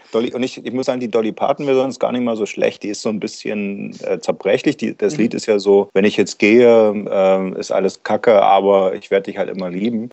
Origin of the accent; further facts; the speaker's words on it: East Germany, Germany; mir als Ossi